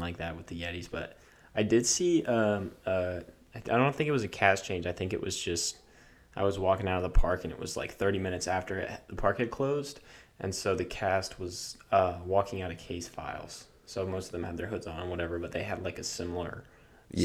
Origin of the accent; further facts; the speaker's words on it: New York, United States; I grew up in New York